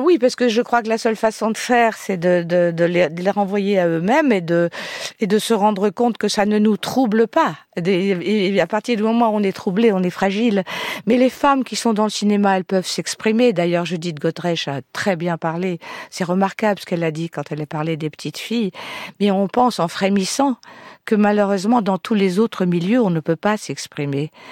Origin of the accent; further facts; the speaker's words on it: Tourcoing, Hauts-de-France, France; je suis née à Tourcoing-Nord, je suis ch'ti